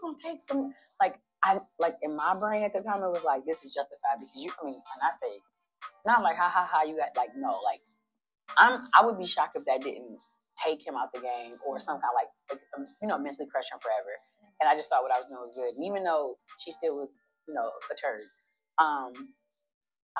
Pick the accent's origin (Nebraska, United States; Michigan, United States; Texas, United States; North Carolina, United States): Michigan, United States; Detroit; Born and raised. Yep, born and raised. 7 Mile of Woodward